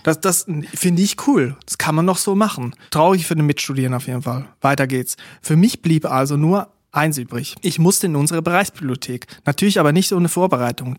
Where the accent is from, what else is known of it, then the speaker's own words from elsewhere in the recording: Switzerland; Ich komme aus der Schweiz